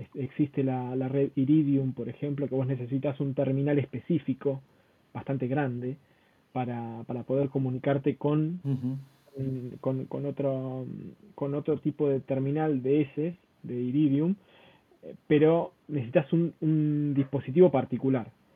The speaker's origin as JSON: {"language": "Spanish", "country": "Argentina", "said": "yo soy argentino."}